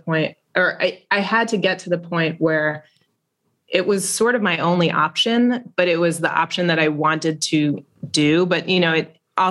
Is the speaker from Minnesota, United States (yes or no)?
no; New York, United States; we're from New York.